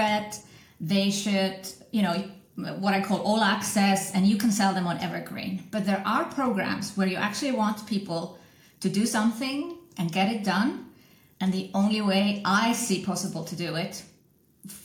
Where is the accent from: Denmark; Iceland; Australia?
Iceland; also born or lived in Switzerland; I'm from Iceland originally